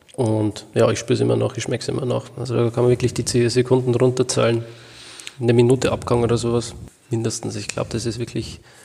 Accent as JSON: {"language": "German", "country": "Germany", "said": "hier bei uns in Deutschland"}